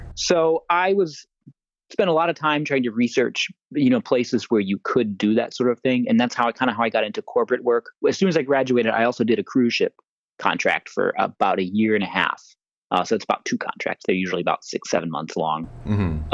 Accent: Atlanta, Georgia, United States; I was growing up in Atlanta at the time.

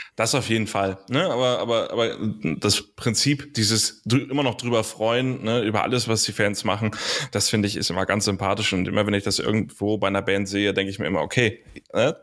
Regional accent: Hamburg, Germany; bin in Hamburg groß geworden

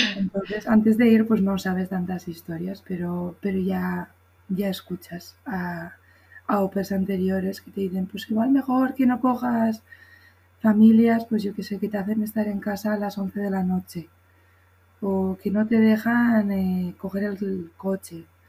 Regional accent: Spain; also born or lived in Colorado / Seattle; soy de España

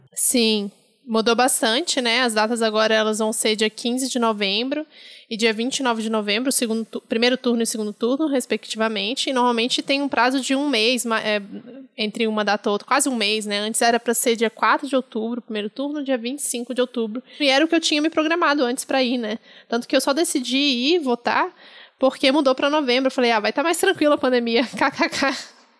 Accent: Brasília, Federal District, Brazil; moved away as an adult; now in São Paulo, Brazil; como eu cresci em Brasília, apesar de ter nascido em São Paulo, eu cresci em Brasília

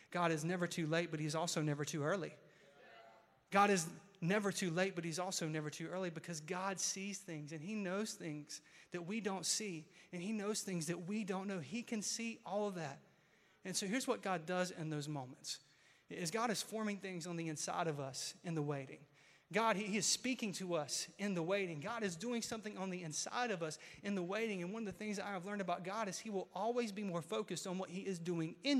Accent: Mount Olive, North Carolina, United States; Mount Olive brand, because that's my hometown.

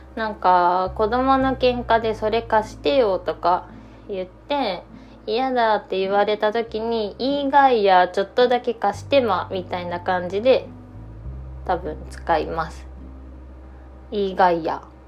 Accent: Ishikawa, Japan; born or raised there

